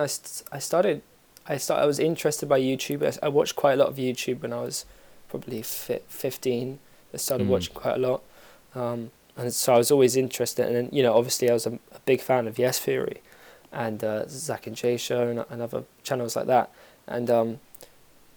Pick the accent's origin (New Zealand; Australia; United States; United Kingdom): United Kingdom; London; also born or lived in Bristol; I'm from London. I'm actually, well, originally I'm half South African, but I'm from London.